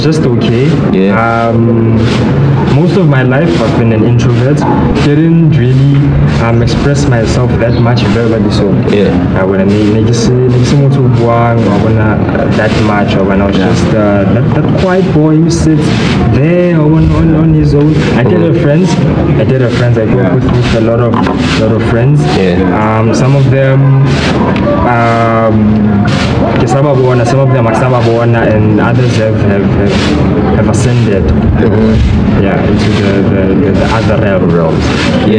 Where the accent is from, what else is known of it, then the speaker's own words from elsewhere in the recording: Tembisa, Gauteng, South Africa; Born and raised here in Tembisa, and I've lived in several parts when I'm over Tembisa.